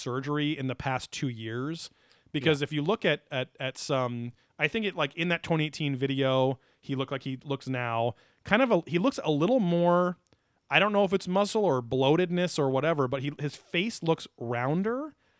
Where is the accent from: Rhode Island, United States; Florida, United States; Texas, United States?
Florida, United States; I am from Florida.